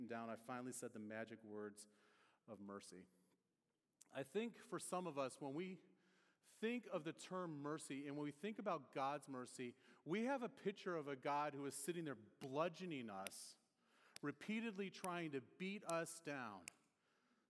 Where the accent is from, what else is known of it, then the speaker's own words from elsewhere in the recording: near the Detroit area, Michigan, United States; now in Indiana, United States; I grew up near the Detroit area